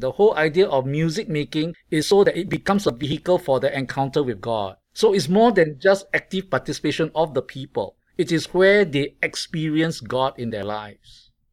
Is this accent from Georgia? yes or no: no; Singapore; I come from Singapore